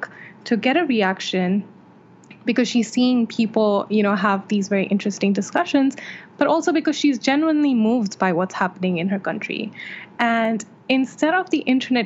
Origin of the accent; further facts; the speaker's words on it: Saudi Arabia; moved away as an adult; now in India; I was born and raised in Saudi Arabia, where I lived until very recently, and I currently live in India.